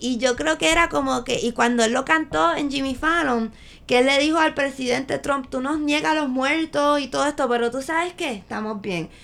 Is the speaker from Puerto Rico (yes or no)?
yes; Puerto Rico; los puertorriqueños somos Latinx, o sea, si somos latinos de Estados